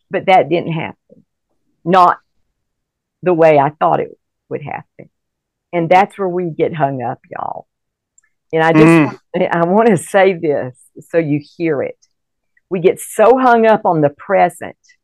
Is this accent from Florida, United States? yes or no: yes; Fort Walton Beach, Florida, United States; moved away as an adult; also born or lived in Mobile, Alabama / India / Colorado Springs, Colorado; I was born in Mobile, and then we moved. My dad was a pastor. We moved to the Florabama area, and he pastored a church in Fort Walton Beach for 32 years